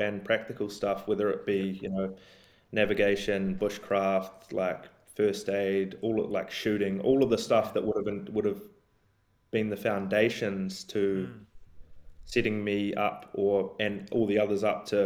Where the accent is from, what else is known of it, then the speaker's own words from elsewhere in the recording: Nelson, New Zealand; moved away as an adult; also born or lived in Christchurch, New Zealand / Minneapolis, United States; now in Australia; I grew up in Nelson and Marlborough